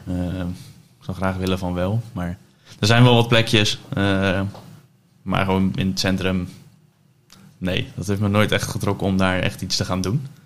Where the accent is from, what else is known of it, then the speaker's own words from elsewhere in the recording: Dordrecht, South Holland, Netherlands; now in Gouda, Netherlands; geboren in Dordrecht. dus 27 jaar geleden. Ondertussen verhuisd naar het mooie Gouda